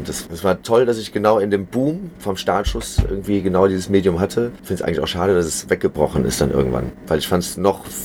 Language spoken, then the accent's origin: German; Heinsberg, North Rhine-Westphalia, Germany; born there; geboren in Heinsberg.